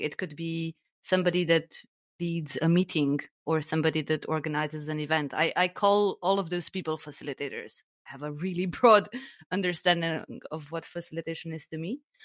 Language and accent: English; Slovenia; now in Germany; I'm originally from Slovenia